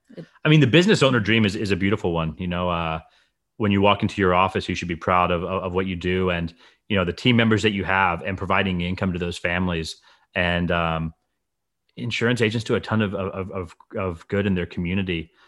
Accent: Fiji; moved away; I grew up in the Fiji Islands

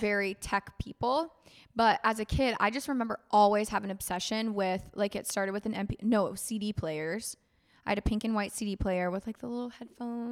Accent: Florida, United States; I grew up in Florida

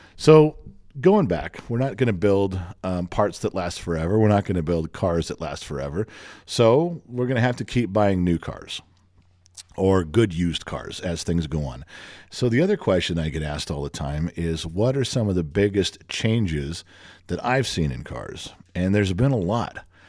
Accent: Los Angeles, California, United States; growing up in the Los Angeles area

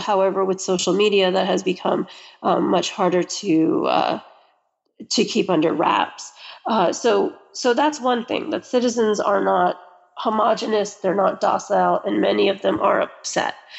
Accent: United States; I'm American

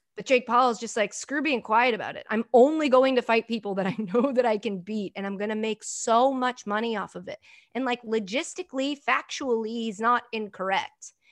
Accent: Framingham, Massachusetts, United States; moved away as an adult; also born or lived in New Jersey; now in Hoboken, United States; I rep Framingham, Massachusetts

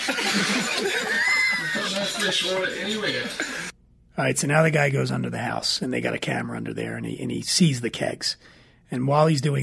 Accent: Philadelphia, Pennsylvania, United States; I'm from Philly.

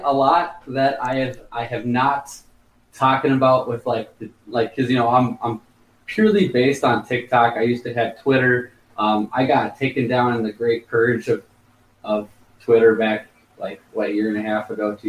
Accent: Minnesota, United States; I'm Minnesota.

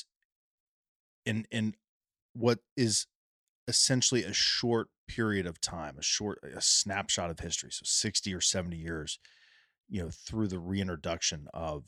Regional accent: Ohio, United States; in my home state

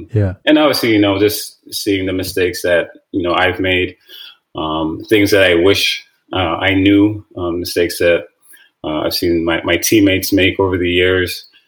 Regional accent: Toronto, Ontario, Canada; Yeah, I mean, growing up, actually, soccer was my first love.

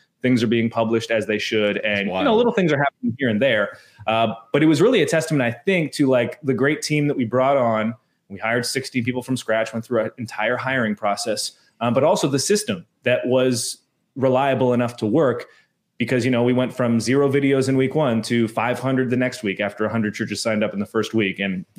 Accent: Canada; I am Canadian. I understand we are more progressive typically this side of the continent.

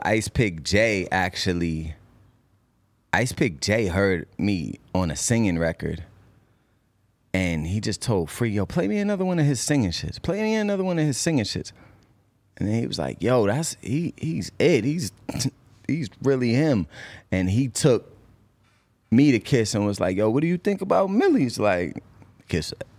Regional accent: Cambridge, Massachusetts, United States; also born or lived in Boston; I love Boston. I'm born there. I went to school there. I have influence there. But I'm from Cambridge

